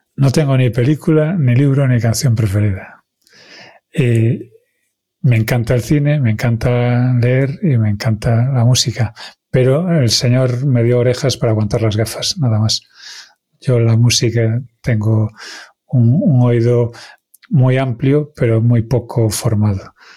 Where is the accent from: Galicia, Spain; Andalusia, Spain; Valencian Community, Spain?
Galicia, Spain; first language Galician; Spanish is a second language; como buen gallego